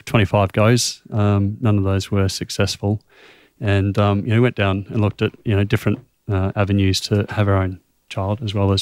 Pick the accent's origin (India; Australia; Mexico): Australia; it's so difficult just as an Australian to...